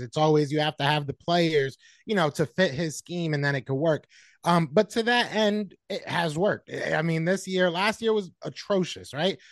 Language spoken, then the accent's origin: English; Connecticut, United States; I'm from Connecticut. Originally, I'm from Connecticut